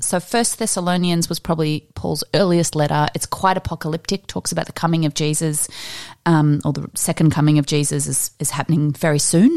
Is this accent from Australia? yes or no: yes; Australia; we're Australian